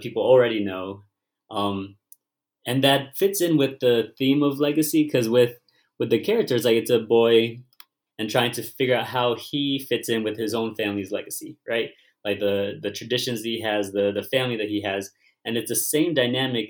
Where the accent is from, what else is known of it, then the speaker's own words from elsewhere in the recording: United States; I'm Vietnamese American, and I was born here